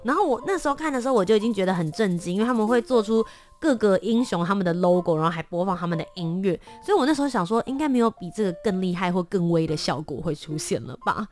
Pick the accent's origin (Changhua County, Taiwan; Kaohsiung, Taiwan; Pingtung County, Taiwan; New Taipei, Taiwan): Kaohsiung, Taiwan; 我的家乡，高雄